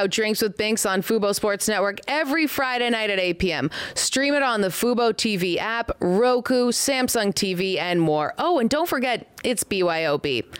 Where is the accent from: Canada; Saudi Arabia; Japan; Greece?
Canada; Toronto, Ontario; now in United States; But we are both Canadian. I have my Toronto glass for you because we're from the six. Something, we're both in the States now